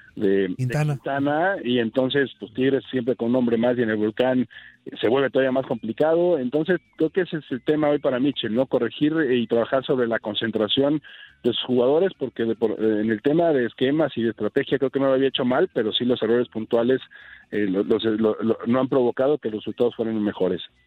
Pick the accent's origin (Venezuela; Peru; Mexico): Mexico